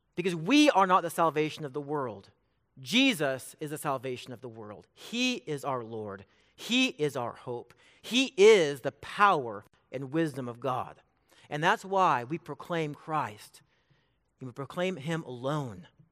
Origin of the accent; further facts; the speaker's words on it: Bakersfield, California, United States; now in Emporia, United States; I'm from Bakersfield, California.